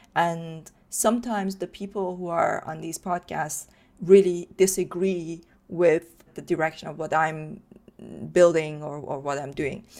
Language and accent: English; Iran; moved away; I grew up in Iran